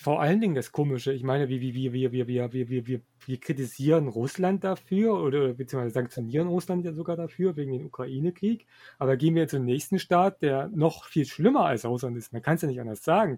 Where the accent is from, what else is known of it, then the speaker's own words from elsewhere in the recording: Germany; wir als Deutsche